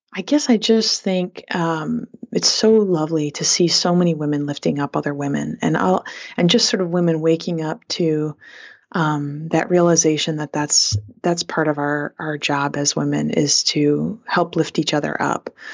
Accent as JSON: {"language": "English", "town": "Flint", "region": "Michigan", "country": "United States", "tie": "born or raised there", "said": "growing up in Flint, Michigan"}